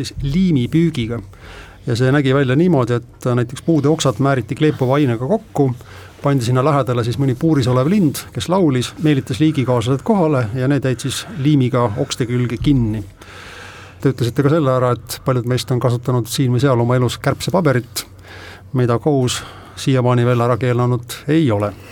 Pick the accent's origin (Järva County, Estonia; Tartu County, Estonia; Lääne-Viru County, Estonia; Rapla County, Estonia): Lääne-Viru County, Estonia; Rakvere; minu kodulinna Rakveresse.